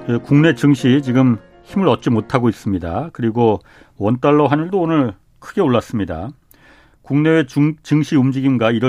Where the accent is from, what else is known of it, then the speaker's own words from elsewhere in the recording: Boryeong, South Chungcheong, South Korea; 제 고향이 보령입니다.